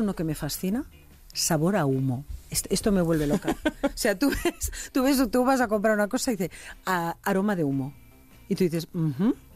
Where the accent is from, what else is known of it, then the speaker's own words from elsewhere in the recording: Catalonia, Spain; en Cataluña hacemos paella no tan buena como la valenciana, pero también se nos pone Socarrat.